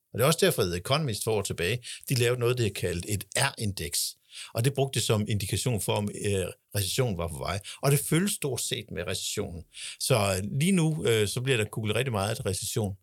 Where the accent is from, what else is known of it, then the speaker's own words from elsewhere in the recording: Denmark; os som danskere